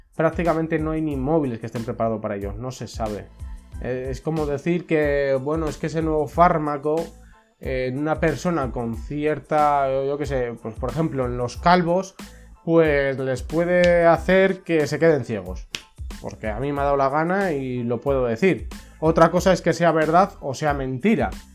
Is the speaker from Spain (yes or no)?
yes; Spain; en mi país, que es España